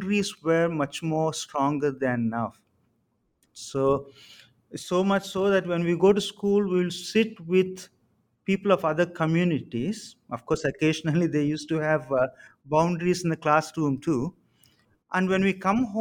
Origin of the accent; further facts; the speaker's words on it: Samalkot, Andhra Pradesh, India; I was born in Samalkot on the southeast coast of Andhra Pradesh